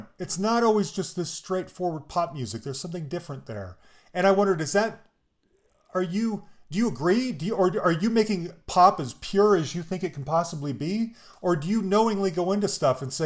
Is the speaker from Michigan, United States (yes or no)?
no; Salt Lake City, Utah, United States; I'm from Salt Lake City